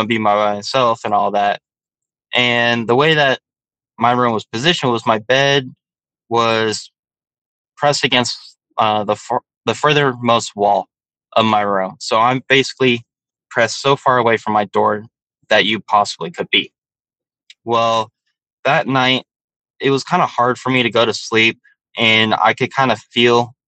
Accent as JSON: {"language": "English", "town": "Joshua Tree", "region": "California", "country": "United States", "tie": "born or raised there", "also_born_or_lived": "San Diego, California / West Hollywood, California", "said": "in the desert, in Joshua Tree, where I grew up at in California"}